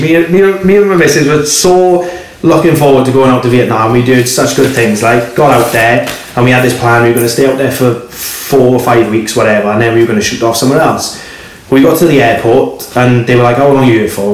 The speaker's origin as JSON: {"language": "English", "town": "Swansea", "region": "Wales", "country": "United Kingdom", "said": "I'm from Swansea"}